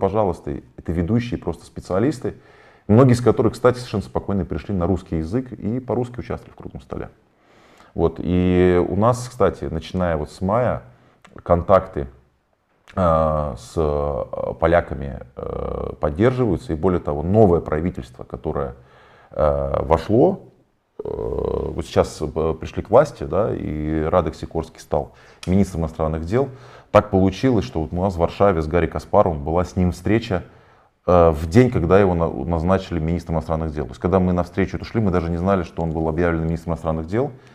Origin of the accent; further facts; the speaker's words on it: Tomsk, Tomsk Oblast, Russia; moved away; я из Томска